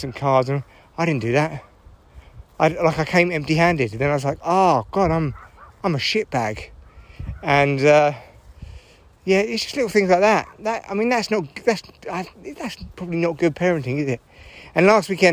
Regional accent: United Kingdom; I'm British

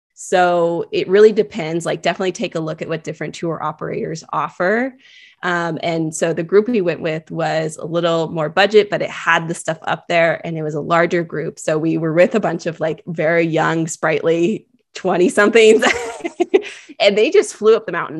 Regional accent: California, United States; I am born and raised in California

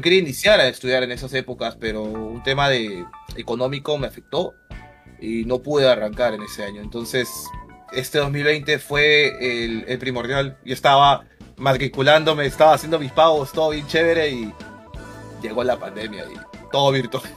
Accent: Lima, Peru; yo soy de Chorrillos, soy de Lima, Perú. Chorrillos ha sido la ciudad donde, bueno, el lugar donde he vivido durante todos mis 27 años

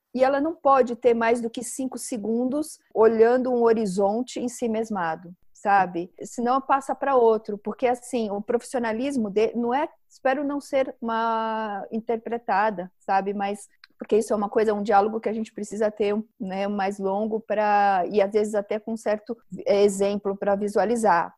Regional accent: São Paulo, Brazil; nasci em São Paulo, eu moro em São Paulo

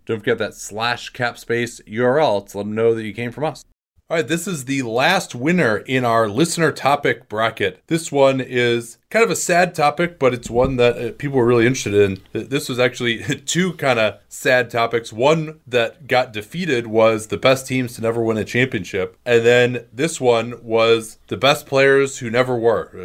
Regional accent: Chicago, Illinois, United States; moved away; growing up in Chicago, obviously, I, I was a Bulls fan. I didn't live in Chicago during that time

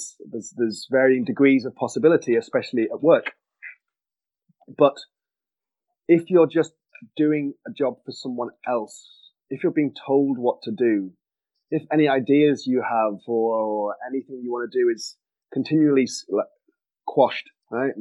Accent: Manchester, North West England, United Kingdom; moved away; I'm English originally, as you can probably tell. Hail from Manchester

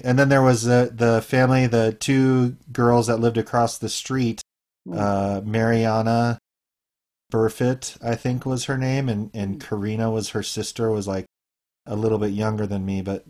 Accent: Long Beach, California, United States; So I grew up in the Shore.

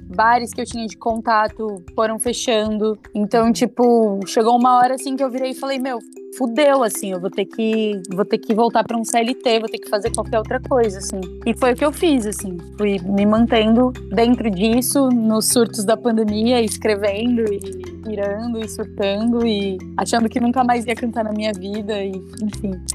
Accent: Itapevi, São Paulo, Brazil; also born or lived in Campinas / Guaianases, São Paulo; Eu sou de Itapevi. Eu sou nascida e fui criada em Itapevi

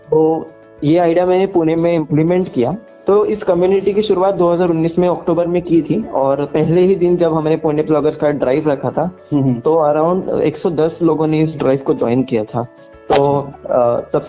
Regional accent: Kolhapur, Maharashtra, India; अपने गांव में क्रिएट किया है जिसका नाम कोल्हापुर प्लॉगर्स है जो मेरा होम टाउन है

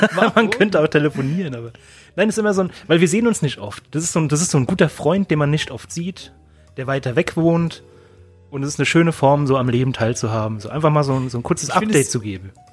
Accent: Germany; ich bin doch Deutscher

